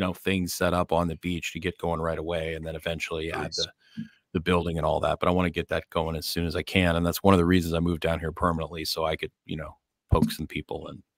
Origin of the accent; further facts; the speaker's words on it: Scotland, United Kingdom; I'm Scottish.